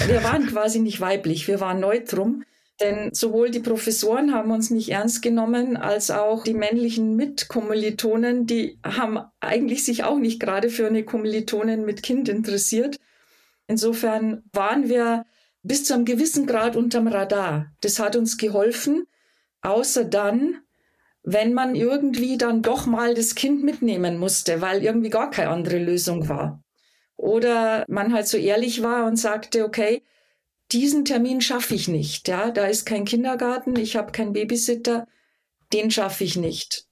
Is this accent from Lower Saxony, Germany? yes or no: no; Rottal, Lower Bavaria, Germany; accent: Bavarian dialect; now in Munich, Germany; Ich bin Münchnerin, lebe seit fast 40 Jahren hier in München, bin im Rottal geboren, Niederbayerin